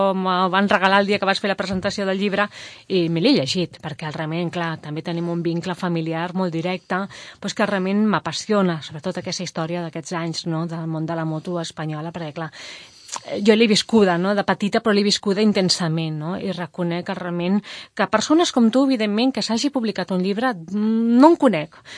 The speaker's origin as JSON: {"language": "Catalan", "town": "Mollet del Vallès", "region": "Catalonia", "country": "Spain", "said": "som de Mollet"}